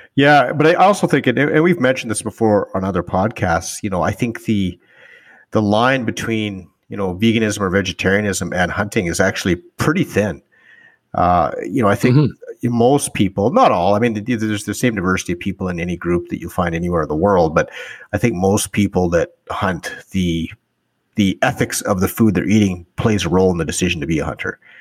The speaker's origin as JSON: {"language": "English", "region": "northern Alberta", "country": "Canada", "tie": "born or raised there", "said": "I grew up in, in northern Alberta"}